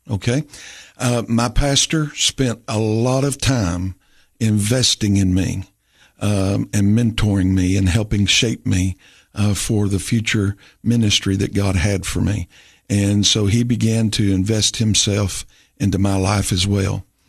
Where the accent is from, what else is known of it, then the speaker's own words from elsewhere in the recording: Rome, Tennessee, United States; also born or lived in Carthage, Tennessee; I grew up in Rome Baptist Church in Rome, Tennessee